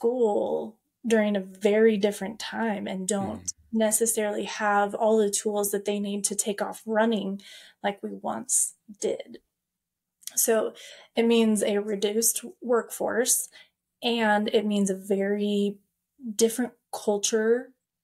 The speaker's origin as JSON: {"language": "English", "town": "Payette", "region": "Idaho", "country": "United States", "said": "I'm from Payette, Idaho"}